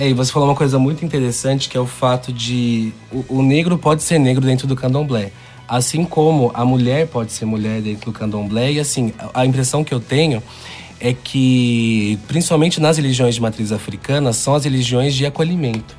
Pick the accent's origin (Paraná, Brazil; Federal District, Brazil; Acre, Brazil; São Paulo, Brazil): São Paulo, Brazil; Valinhos; Sou nascido em Valinhos